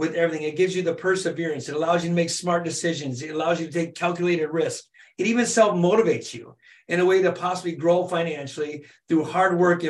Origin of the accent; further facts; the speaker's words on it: Michigan, United States; It's close to home. I'm from Michigan